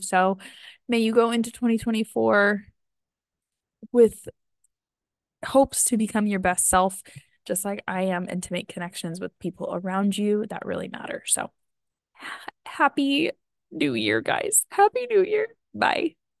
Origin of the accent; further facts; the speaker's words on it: outside of Yosemite, California, United States; I grew up right outside of Yosemite